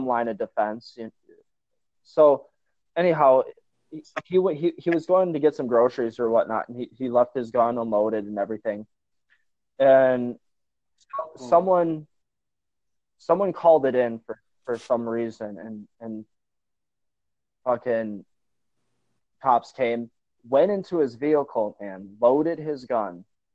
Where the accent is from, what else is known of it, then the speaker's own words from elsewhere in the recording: Northwest Wisconsin, United States; I'm from Northwest Wisconsin